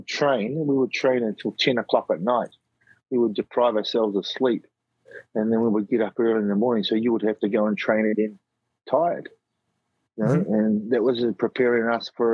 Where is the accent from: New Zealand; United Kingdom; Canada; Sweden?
New Zealand; Nelson; also born or lived in Christchurch; We run a club here in my hometown of Nelson